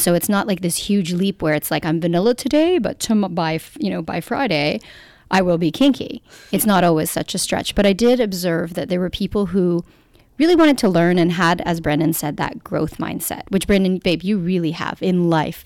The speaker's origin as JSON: {"language": "English", "country": "Canada", "said": "we're Canadian"}